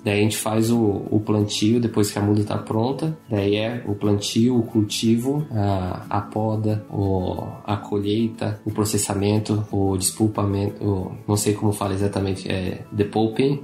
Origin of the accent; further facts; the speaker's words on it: São José dos Campos, São Paulo, Brazil; moved away as an adult; also born or lived in Lavras, Minas Gerais / Ohio / Hawaii; eu sou de São José dos Campos, São Paulo